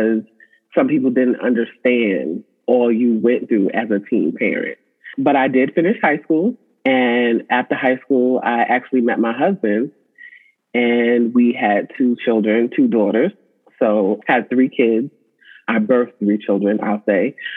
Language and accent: English; Suffolk, Virginia, United States; I am from Suffolk, Virginia.